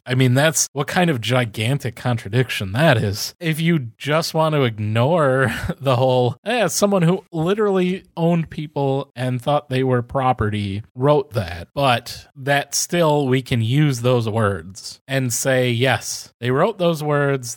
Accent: United States; as American and a member of the country

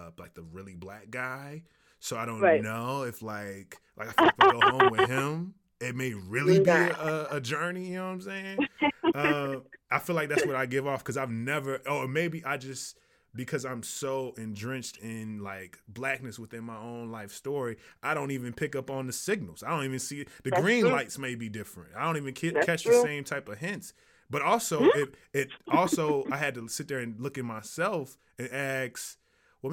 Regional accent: the South, United States; I'm from the South

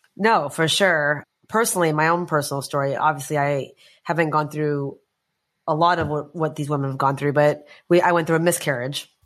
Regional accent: United States; I was growing up in the States

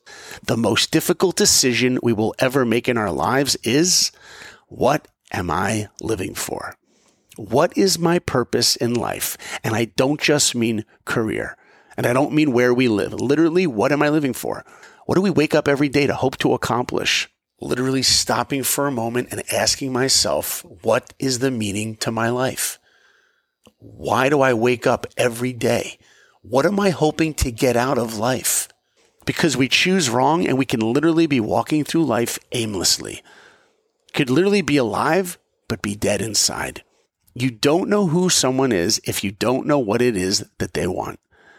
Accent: East Coast, United States; because I grew up on the East Coast and hey, that's where I live.

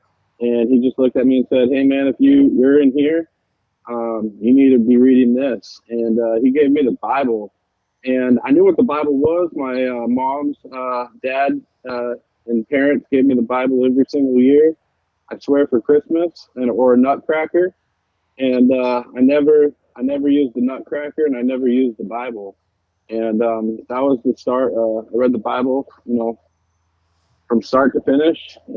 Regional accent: Seattle, Washington, United States; I am out of Seattle, Washington. I grew up in Seattle

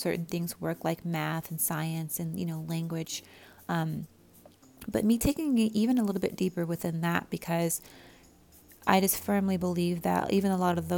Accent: Southern California, United States; growing up in Southern California, it's just like it's kind of like a second language, like by default.

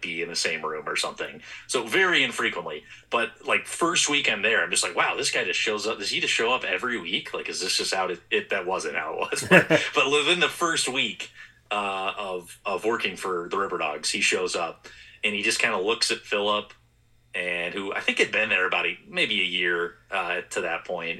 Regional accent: Wisconsin, United States; now in St. Paul, United States; I'm from Wisconsin

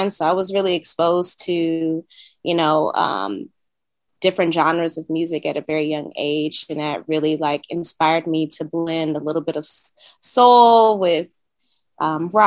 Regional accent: Oakland, California, United States; moved away as an adult; now in Brooklyn, United States; I'm originally from Oakland, California. Um, I've been living in Brooklyn for about nine months now. So um, I made that move during the pandemic.

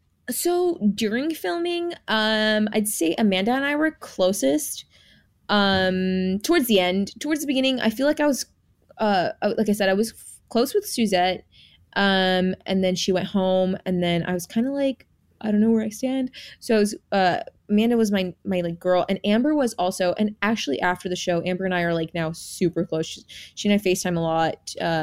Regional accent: Jamaica; born there; And then we were both Jamaican. Like I was born in Jamaica.

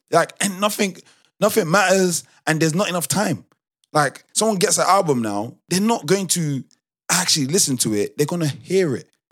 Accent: United Kingdom; I'm still quote unquote British. Like I grew up British. I'm Nigerian. I grew up Nigerian

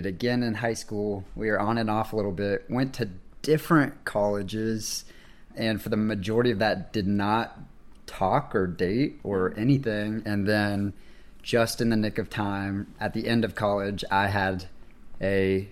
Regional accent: Dade City, Florida, United States; moved away as an adult; now in Charlotte, United States; We are from Florida, moved to Charlotte in 2020

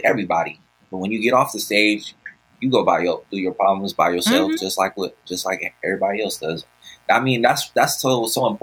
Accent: Pittsburg, California, United States; also born or lived in Oakland, California; I grew up in Pittsburgh, California

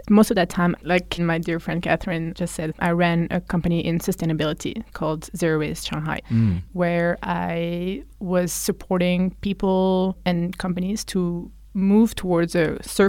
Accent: Flanders, Belgium; English is a second language; But because, you know, like I grew up in Belgium where we speak Dutch

